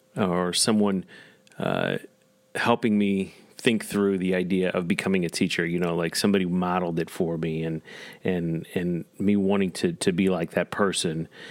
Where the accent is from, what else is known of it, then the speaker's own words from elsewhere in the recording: Parkway School District, Missouri, United States; also born or lived in Naperville; I grew up in the Parkway School District